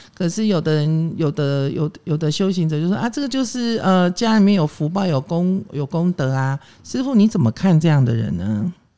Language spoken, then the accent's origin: Chinese; Taiwan; 我是外省人啊，我，我从小眷村长大